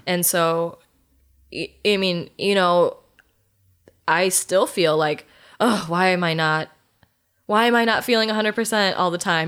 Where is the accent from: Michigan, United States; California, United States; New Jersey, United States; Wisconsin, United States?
Wisconsin, United States; Germantown; also born or lived in South Dakota / Iowa / Colorado / Illinois; within Germantown, where I'm from